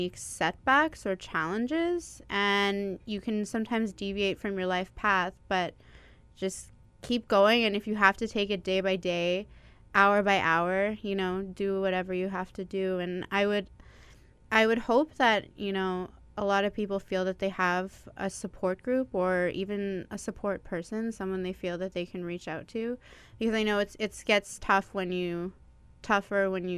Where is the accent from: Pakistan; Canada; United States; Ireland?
Canada; Toronto, Ontario; moved away as an adult; now in Winnipeg, Canada; Around the time I was 4 or 5, I moved out to Toronto, and I grew up there until I decided to move back here when I was 21.